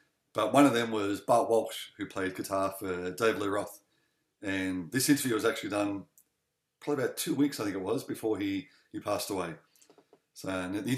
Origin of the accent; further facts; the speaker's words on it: Melbourne, Victoria, Australia; I'm from Melbourne